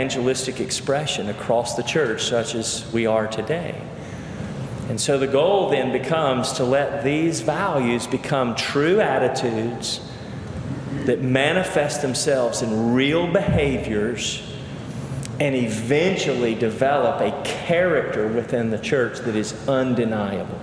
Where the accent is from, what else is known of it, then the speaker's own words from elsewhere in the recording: Cleveland, Tennessee, United States; moved away; also born or lived in Charlottesville, Virginia; I grew up in First Baptist Church, Cleveland, Tennessee, was ordained in that church